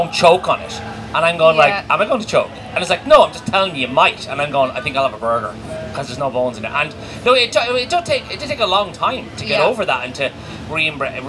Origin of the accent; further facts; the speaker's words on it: Maynooth, Leinster, Ireland; also born or lived in Clondalkin; I spent most of my youth in Maynooth. I think from about 4 to 17 or 18.